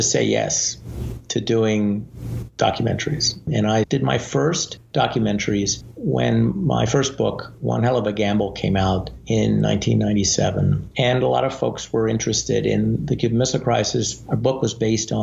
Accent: Canada; moved away as an adult; now in United States; I was born in Canada, and initially I thought I might go into politics in Canada.

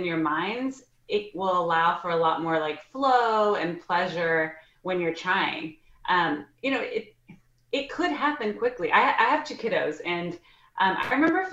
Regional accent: Texas, United States; I'm from Texas

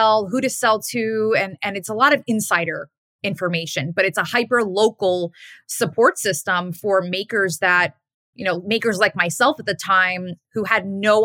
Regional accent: New York City, New York, United States; I'm a New Yorker

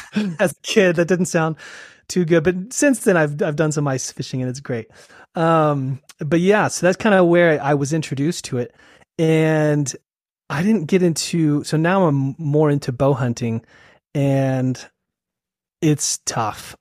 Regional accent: Salt Lake City, Utah, United States; also born or lived in Sacramento, California; I was born in Salt Lake, and then uh, we moved to California and uh, Sacramento when I was uh, two years old. Uh huh. So I lived in Sacramento for a while and um, moved back to Salt Lake um, when I was in middle school and high school

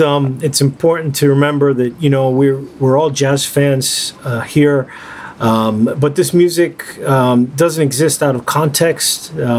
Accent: United States; as an American who loves this music

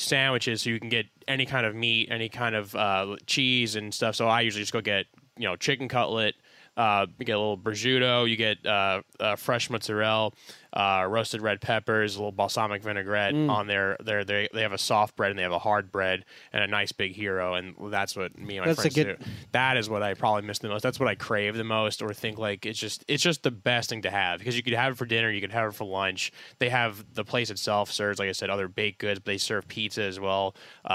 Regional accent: New York, United States; now in Los Angeles, United States; I'm not from Los Angeles. Everyone knows I'm from New York.

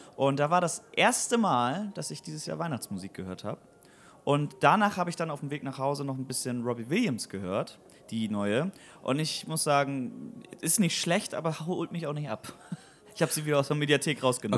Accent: Weyhe, Lower Saxony, Germany; now in Bremen, Germany; die alte Truppe, die, mit denen ich quasi aufgewachsen bin in Weihe

